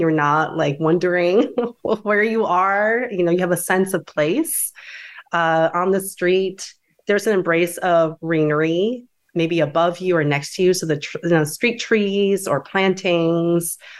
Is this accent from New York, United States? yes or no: yes; DeWitt, New York, United States; I grew up in Dewitt, which is a suburb outside of Syracuse, New York